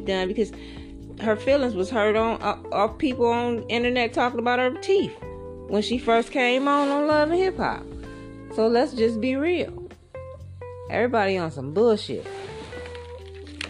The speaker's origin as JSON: {"language": "English", "country": "United States", "said": "I think us as African American women, foundational black women"}